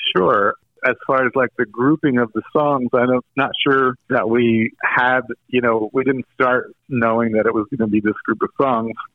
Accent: Greensboro, North Carolina, United States; I grew up in Greensboro, North Carolina, which was a very kind of mainstream suburb

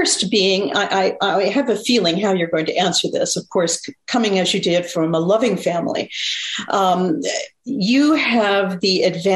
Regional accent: Eastern Oregon, United States; I grew up in Eastern Oregon

